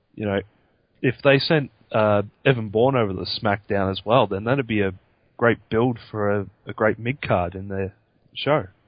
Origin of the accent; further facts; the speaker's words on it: Australia; myself being an Australian